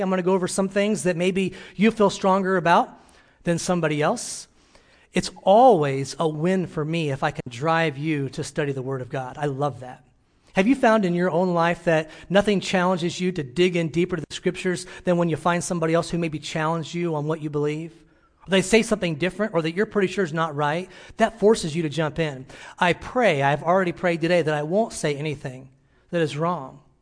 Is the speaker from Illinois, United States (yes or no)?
yes; Illinois, United States; moved away; my hometown in Illinois